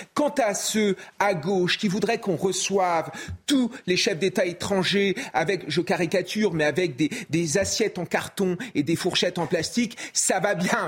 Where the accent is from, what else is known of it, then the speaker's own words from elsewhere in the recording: France; en tant que Français